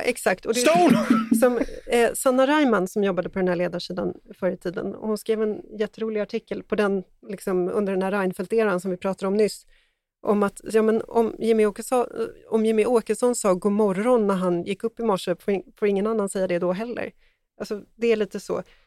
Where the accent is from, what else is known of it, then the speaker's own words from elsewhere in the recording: Sweden; som svensk